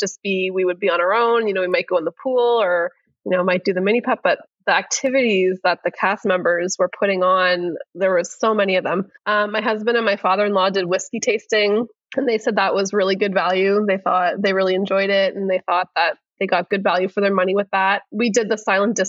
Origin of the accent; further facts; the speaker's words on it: Canada; we're Canadian